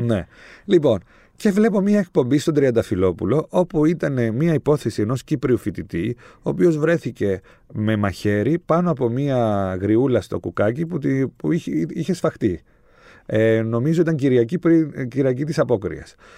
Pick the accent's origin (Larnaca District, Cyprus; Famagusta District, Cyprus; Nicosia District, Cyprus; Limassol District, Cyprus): Limassol District, Cyprus; Limassol; Εγώ είμαι από τη Λεμεσό